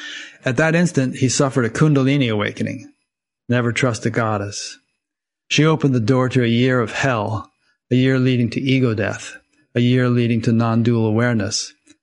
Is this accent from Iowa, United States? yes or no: yes; Iowa, United States; And I started it out 11 years ago in my hometown here in Iowa